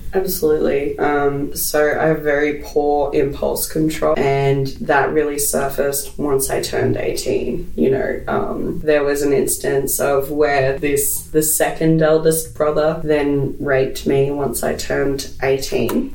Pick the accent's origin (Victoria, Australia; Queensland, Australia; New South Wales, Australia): Queensland, Australia; Brisbane; born and bred in Brisbane